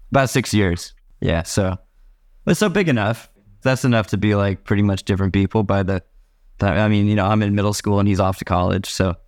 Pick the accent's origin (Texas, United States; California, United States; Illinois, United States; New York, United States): California, United States; San Leandro; I grew up in San Leandro, California.